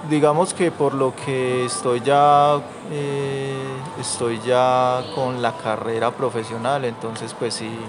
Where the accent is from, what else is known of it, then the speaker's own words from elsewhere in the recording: Montería, Córdoba, Colombia; now in Caldas, Colombia; Córdoba. Y bueno pues, nos encontramos una fuente de empleo excelente que nos mejoró el ingreso económico en el 2023.